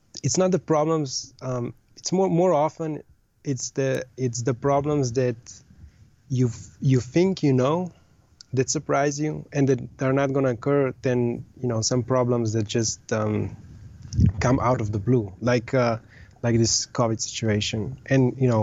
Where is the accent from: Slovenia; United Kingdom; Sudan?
Slovenia; moved away as an adult; also born or lived in Austria / Southeast Asia; I was born and raised in Slovenia